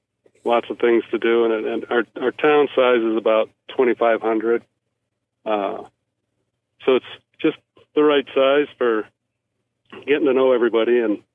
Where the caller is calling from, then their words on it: Colstrip, Montana, United States; Yes, sir. We're actually in Colstrip, Montana. It's pretty much south and east of Billings.